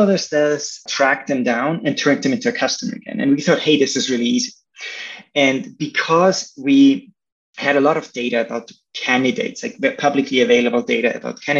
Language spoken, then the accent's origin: English; Austria; moved away as an adult; also born or lived in Chicago, United States; now in San Francisco, United States; originally, I'm from Austria